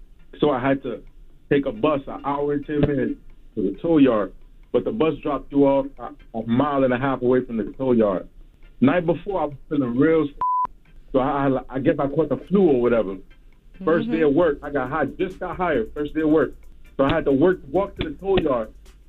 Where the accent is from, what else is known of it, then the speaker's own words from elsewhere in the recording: Brooklyn, New York, United States; now in Atlanta, United States; I live in Atlanta. I'm from Brooklyn, but I moved to Atlanta.